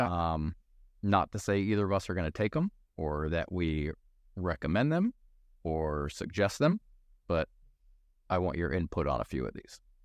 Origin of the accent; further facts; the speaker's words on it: Maryland, United States; we grew up in Maryland